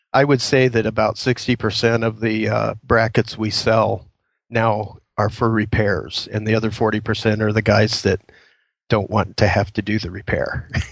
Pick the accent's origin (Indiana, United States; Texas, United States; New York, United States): Indiana, United States; moved away as an adult; now in Queen Creek, United States; I was born and raised in Indiana